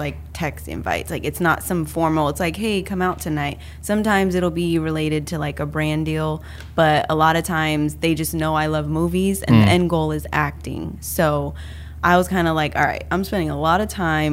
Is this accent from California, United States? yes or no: yes; Sacramento, California, United States; moved away as an adult; also born or lived in San Diego, California / Los Angeles, California; I'm from Sacramento